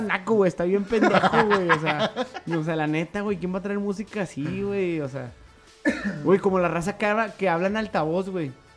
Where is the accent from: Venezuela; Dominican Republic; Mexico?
Mexico; los que realmente somos mexicanos